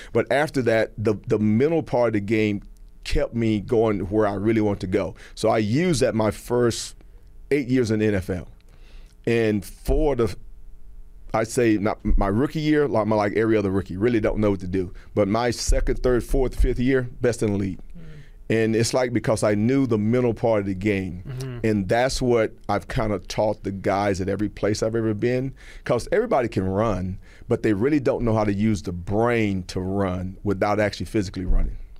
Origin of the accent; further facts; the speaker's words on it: Texas, United States; moved away as an adult; also born or lived in California; now in Georgia, United States; I grew up in Texas